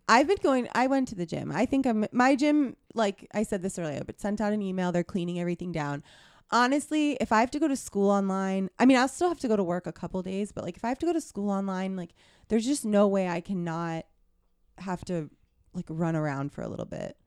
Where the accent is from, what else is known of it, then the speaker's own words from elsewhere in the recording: hometown of the Llanerch Diner, Pennsylvania, United States; my hometown diner is the Lanark Diner where they filmed Silver Linings Playbook